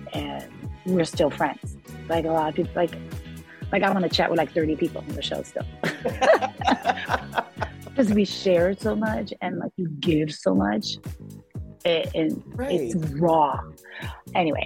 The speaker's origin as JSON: {"language": "English", "region": "New York", "country": "United States", "also_born_or_lived": "Puerto Rico / Los Angeles", "said": "I was from New York"}